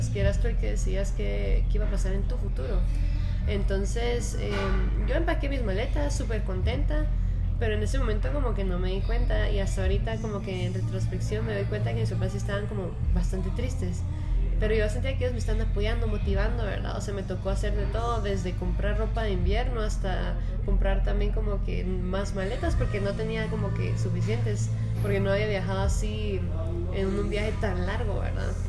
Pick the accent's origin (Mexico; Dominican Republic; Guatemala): Guatemala; Pues sí, em, pues yo nací en Guatemala, o sea, toda mi vida es, bueno, he estado en Guatemala.